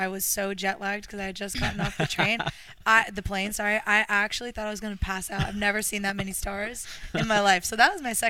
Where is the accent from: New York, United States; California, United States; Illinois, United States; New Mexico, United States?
California, United States; Orange County; moved away as an adult; now in Melbourne, Australia; I'm from Orange County, California.